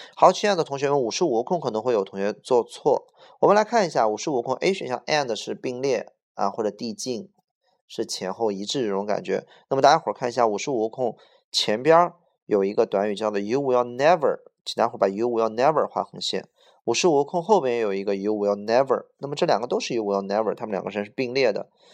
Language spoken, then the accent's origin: Chinese; Beijing, China; 我是土生土长的北京人